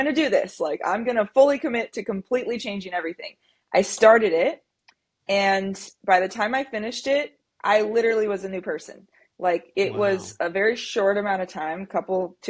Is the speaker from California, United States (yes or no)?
yes; Central Valley, California, United States; also born or lived in San Diego; I'm from the Central Valley in California. That's where I was born and raised